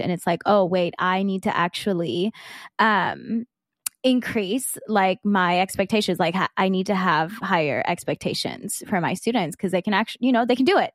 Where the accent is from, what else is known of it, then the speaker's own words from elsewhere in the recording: South Georgia, United States; me growing up in South Georgia